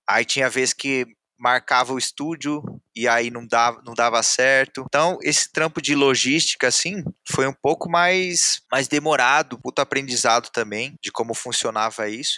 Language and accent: Portuguese; Jundiaí, São Paulo, Brazil; eu sou aqui de Jundiaí. Aí essa mesma rapaziada que eu cresci com essa rapaziada